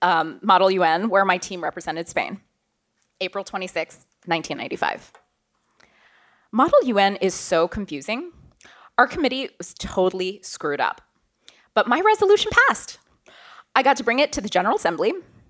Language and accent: English; Auburn, Alabama, United States; also born or lived in Beijing, China / Canada; I was born in Beijing, but grew up in the United States and Canada. My family moved to Auburn, Alabama in the mid-90s.